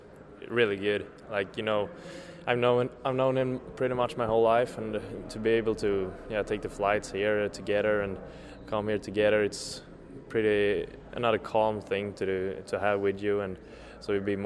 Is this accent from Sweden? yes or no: yes; Linköping, Östergötland, Sweden; I come from Linköping, Östergötland.